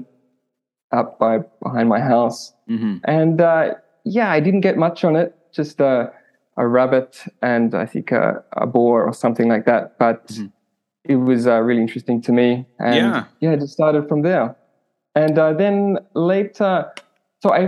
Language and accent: English; Australia; moved away as an adult; now in Japan; I'm from Australia. But I came to Japan in 2010, I think. So I've been in Japan about 12 years now.